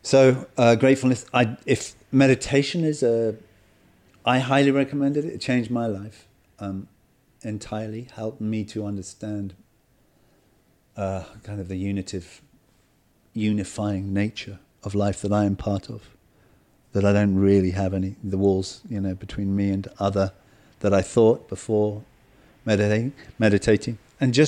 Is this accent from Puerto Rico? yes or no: no; South East England, United Kingdom; You know, the village I was brought up in Kent, we hardly knew our neighbors.